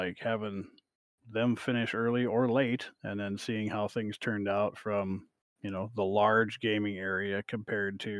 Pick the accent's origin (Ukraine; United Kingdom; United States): United States; Iowa; we're from Iowa.